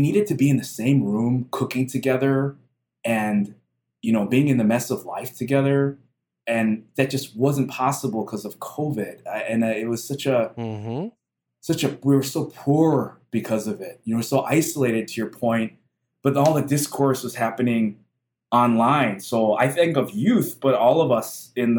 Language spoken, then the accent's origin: English; Chicago, Illinois, United States; now in Milwaukee, United States; I grew up in Chicagoland